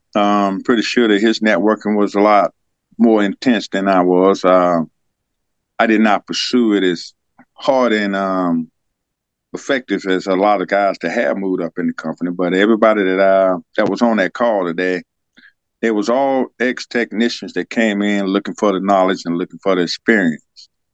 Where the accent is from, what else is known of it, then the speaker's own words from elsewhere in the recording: Senoia, Georgia, United States; also born or lived in Germany; I was born and raised right here in Georgia